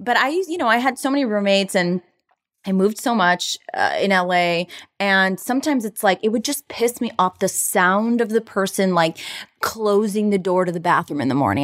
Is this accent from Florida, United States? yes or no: yes; Florida, United States; now in Los Angeles, United States; I'm from Florida